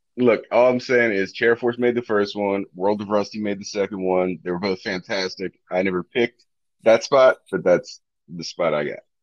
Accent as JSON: {"language": "English", "region": "Northeast", "country": "United States", "moved": "yes", "said": "I'm from the Northeast originally. I married a Southerner"}